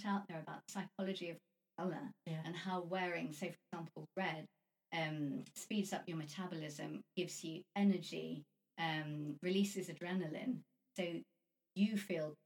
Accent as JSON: {"language": "English", "region": "London", "country": "United Kingdom", "said": "I'm from London"}